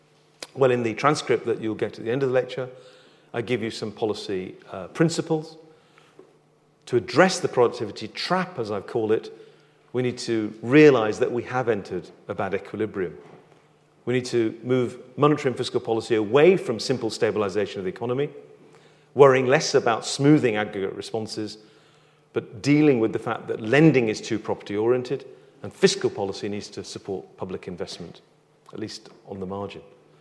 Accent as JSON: {"language": "English", "country": "United Kingdom", "said": "We know we are British and we do not have to show it."}